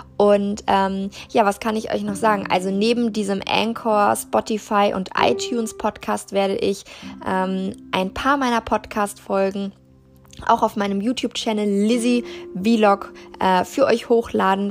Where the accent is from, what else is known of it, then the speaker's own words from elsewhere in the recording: Germany; ich bin äh, in Deutschland geboren und aufgewachsen